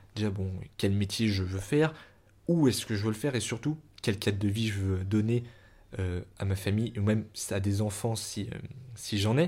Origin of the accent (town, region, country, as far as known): Paris, Île-de-France, France; born or raised there